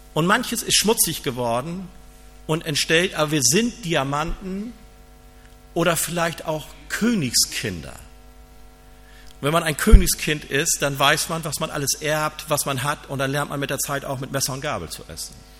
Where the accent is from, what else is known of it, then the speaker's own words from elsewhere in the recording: Germany; ich bin ja aus Friese